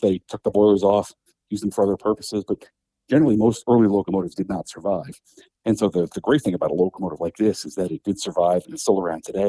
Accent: Metuchen, New Jersey, United States; I grew up watching trains in Metuchen

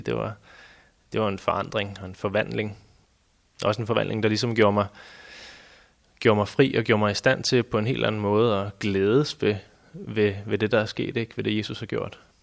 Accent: Næstved, Zealand, Denmark; da jeg voksede op i Næstved

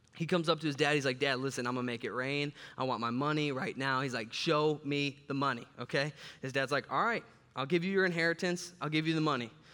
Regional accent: Chicago, Illinois, United States; moved away; I'm from Chicago

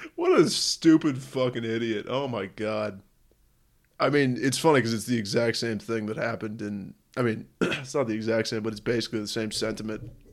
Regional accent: San Francisco, California, United States; my whole life growing up in San Francisco

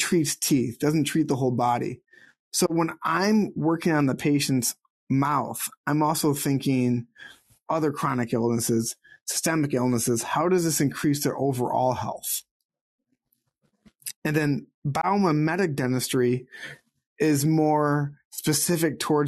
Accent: Sterling Heights, Michigan, United States; I grew up 30 minutes north of Detroit in a city called Sterling Heights

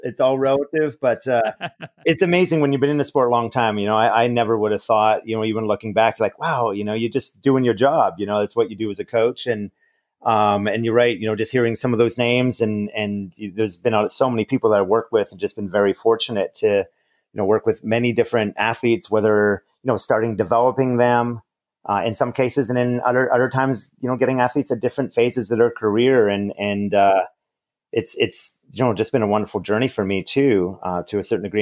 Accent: Montreal, Quebec, Canada; Growing up in Montreal, Canada

